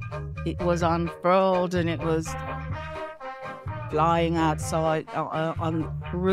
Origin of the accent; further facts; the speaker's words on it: Saint Andrew, Jamaica; now in Birmingham, United Kingdom; I live in Birmingham, in England, and I've been here now since 1964. I grew up in St. Andrews, in the country.